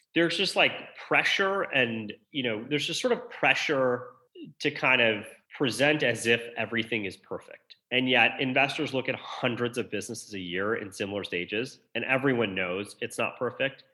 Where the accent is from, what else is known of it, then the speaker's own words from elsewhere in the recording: outside Detroit, Michigan, United States; I grew up outside Detroit.